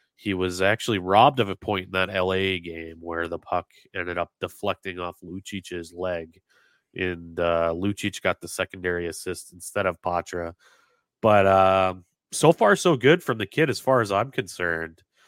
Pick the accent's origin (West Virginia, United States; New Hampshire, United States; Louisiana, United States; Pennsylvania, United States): New Hampshire, United States; Dover; I grew up in Dover, New Hampshire, which is right next to Durham.